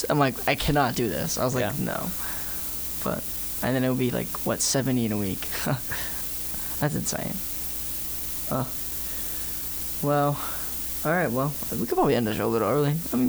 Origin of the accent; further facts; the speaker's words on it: Georgia, United States; I'm from Georgia.